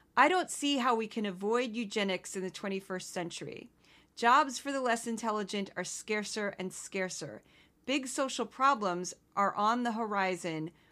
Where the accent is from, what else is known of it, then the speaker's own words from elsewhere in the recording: Missouri, United States; I'm from Missouri, which some people call the South, some people call the Midwest